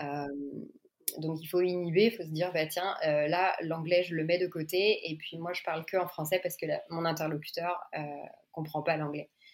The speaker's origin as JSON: {"language": "French", "country": "France", "also_born_or_lived": "New York, United States", "moved": "as an adult", "lives_now": "Montreal, Canada", "said": "je suis française, je suis euh, orthophoniste donc. Euh, j'ai une petite fille de deux ans et nous on habite à Montréal"}